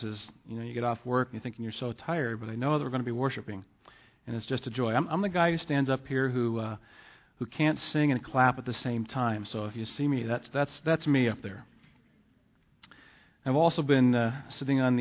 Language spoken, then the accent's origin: English; Pittsburgh, Pennsylvania, United States; moved away; I'm originally from the Pittsburgh area